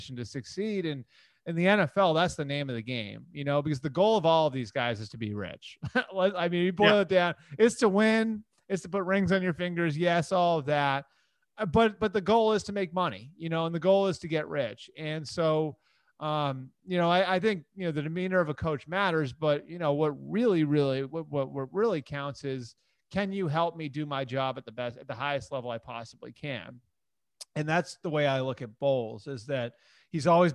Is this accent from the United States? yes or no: yes; Sudbury, Massachusetts, United States; now in Duxbury, United States; that's my hometown